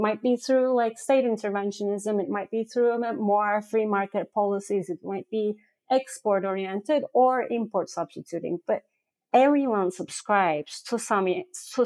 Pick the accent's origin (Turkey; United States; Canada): Turkey; I'm from Turkey.